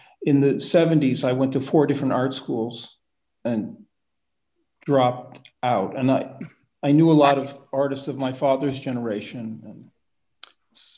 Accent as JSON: {"language": "English", "country": "United States", "moved": "as an adult", "lives_now": "France", "said": "I'm an American. I've been living in France for 30 years"}